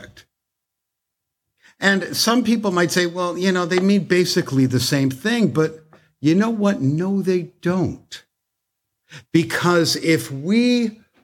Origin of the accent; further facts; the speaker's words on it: Toronto, Ontario, Canada; now in United States; I'm from Canada